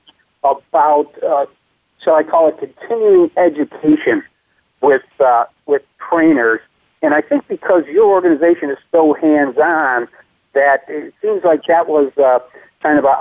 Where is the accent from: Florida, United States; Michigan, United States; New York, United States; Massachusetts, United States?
New York, United States; moved away; I was a New York resident, too, for most of my young life